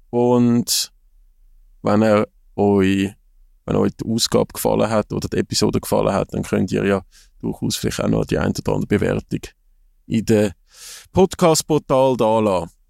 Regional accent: Switzerland; man, wäre durchaus offen als Schweizer Fußballfan, dass der José Mourinho nazi trennen wird.

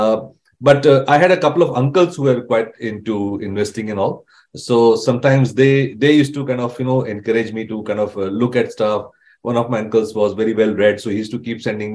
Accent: Vadodara, Gujarat, India; I grew up in a city called Baroda

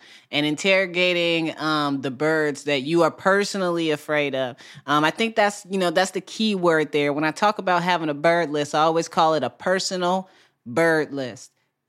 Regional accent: Midwest, United States; I grew up in the Midwest.

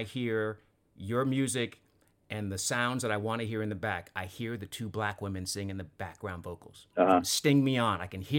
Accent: Sacramento, California, United States; my hometown of Sacramento

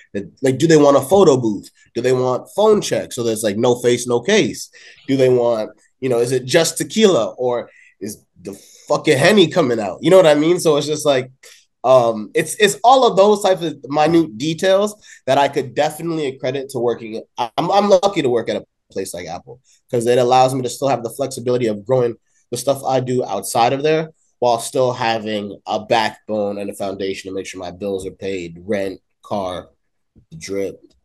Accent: Woodbridge, Ontario, Canada; now in Toronto, Canada; I was in Toronto for like my first nine years, and I grew up in Woodbridge, like the 15 years to follow, and then I came back to Toronto like five years ago.

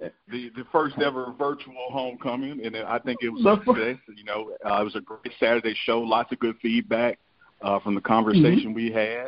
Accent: Jackson, Mississippi, United States; also born or lived in Simpson County, Mississippi; I might have been born and raised in Jackson, but I spent weekends, spring, big summers, Christmas break, you name it, down in Simpson County.

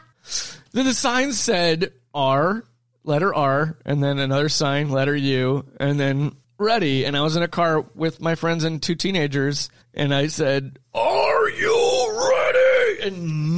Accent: Iowa, United States; I'm from Iowa.

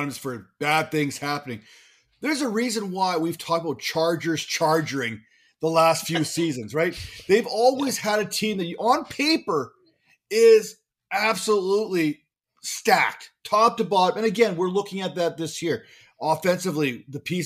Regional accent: Canada; I'm Canadian

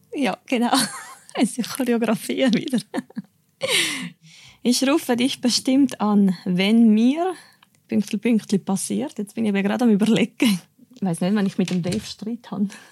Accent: Cuba; Ich bin in Kuba geboren, bin auch dort aufgewachsen, ja, als Einzelkind

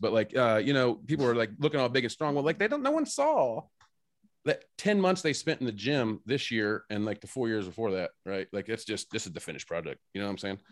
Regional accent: Indiana, United States; we're from Indiana

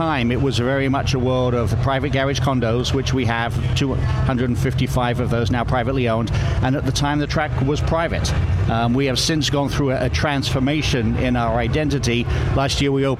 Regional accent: South East England, United Kingdom; moved away as an adult; also born or lived in Southern California; I grew up in Southeast England

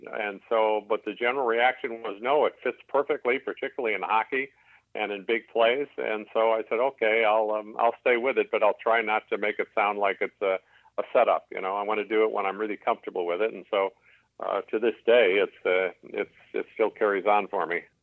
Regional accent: Chicago, Illinois, United States; moved away as an adult; I grew up in Chicago, got an MBA from Loyola University in Chicago

